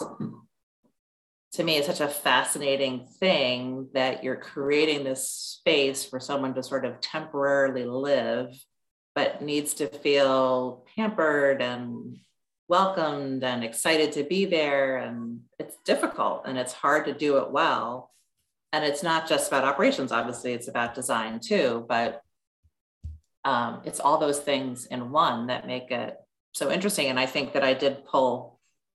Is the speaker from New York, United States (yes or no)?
yes; New York City, New York, United States; when I was a kid growing up on the Upper West Side of New York